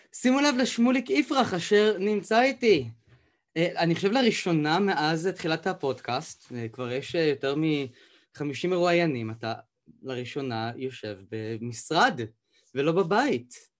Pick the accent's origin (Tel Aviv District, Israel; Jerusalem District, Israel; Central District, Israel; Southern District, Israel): Southern District, Israel; Beersheba; שאני נולדתי וגדלתי בבאר שבע